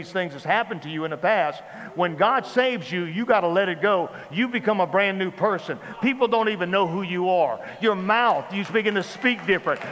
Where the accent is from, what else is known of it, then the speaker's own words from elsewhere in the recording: Baton Rouge, Louisiana, United States; also born or lived in New Orleans; I grew up in South Louisiana. I was born in New Orleans. I was born in New Orleans.